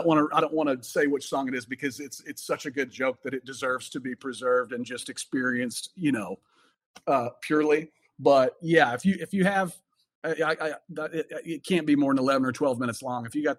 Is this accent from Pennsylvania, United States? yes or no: no; Oklahoma, United States; accent: Southern; I'm from Oklahoma.